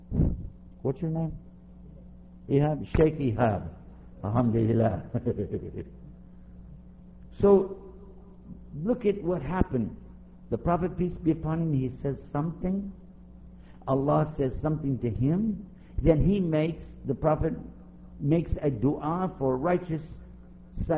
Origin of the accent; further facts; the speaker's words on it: Texas, United States; Now I'm from Texas, so I understand saying you all. We say you all to everybody